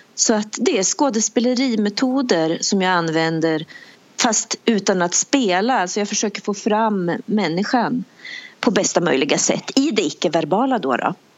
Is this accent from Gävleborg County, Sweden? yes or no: yes; Bollnäs, Gävleborg County, Sweden; moved away; also born or lived in United Kingdom; jag är en tjej från Bollnäs